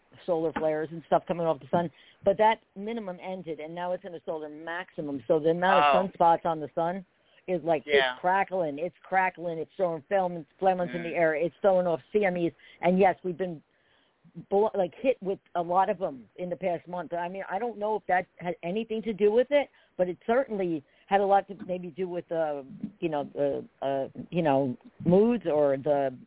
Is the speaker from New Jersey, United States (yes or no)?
yes; New Jersey, United States; I grew up in Jersey.